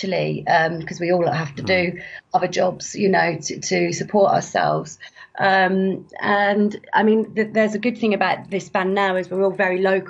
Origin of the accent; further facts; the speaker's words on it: Ludlow, West Midlands, United Kingdom; now in Kent, United Kingdom; I live in Kent now, in the south of England, but I'm originally from Ludlow in Shropshire